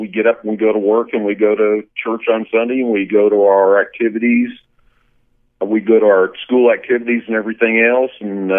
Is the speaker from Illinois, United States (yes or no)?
no; Perryton, Texas, United States; I'm from Perryton, Texas. We are in the oil and gas business up in Perryton. Lived in Texas for the last 31 years or so.